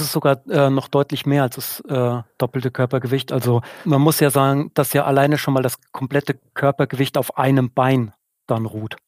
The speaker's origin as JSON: {"language": "German", "area": "Odenwald", "region": "southern Hesse", "country": "Germany", "moved": "yes", "lives_now": "Münsing, Germany", "said": "Ich komme aus einer Region, aus dem Odenwald in Südhessen"}